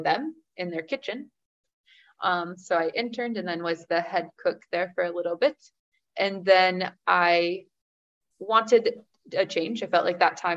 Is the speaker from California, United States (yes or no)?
no; Delton, Michigan, United States; moved away as an adult; also born or lived in Waukesha, Wisconsin; now in Romania; I was born and raised in Michigan, stayed in the same little town, Delton, my entire life until I was 18.